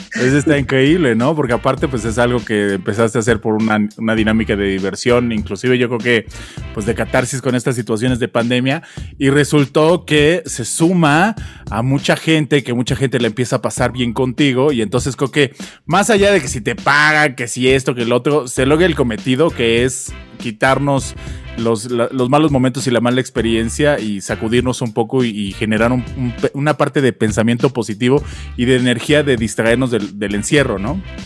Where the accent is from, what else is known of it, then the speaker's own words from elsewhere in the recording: Mexico; nosotros en México